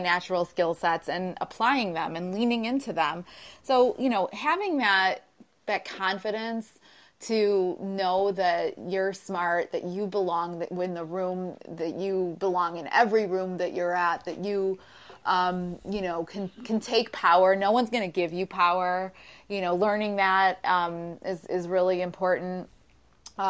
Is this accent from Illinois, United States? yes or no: yes; Chicago, Illinois, United States; I'm from Chicago